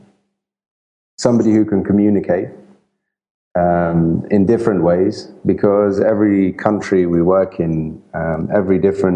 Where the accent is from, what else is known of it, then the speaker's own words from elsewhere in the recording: England, United Kingdom; also born or lived in Italy; I'm Italian, and I grew up in England. My family moved to England when I was 2 years old, so I grew up in the UK